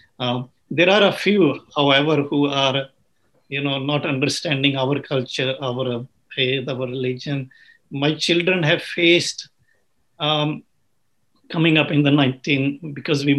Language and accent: English; Uganda; also born or lived in England; now in United States; I was born in Africa